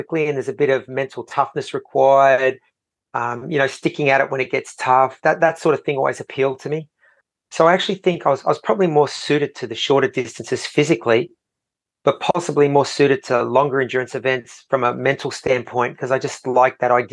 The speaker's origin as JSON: {"language": "English", "town": "Sydney", "region": "New South Wales", "country": "Australia", "tie": "born or raised there", "said": "I grew up in Sydney, but sort of out west, so we weren't close to the beach."}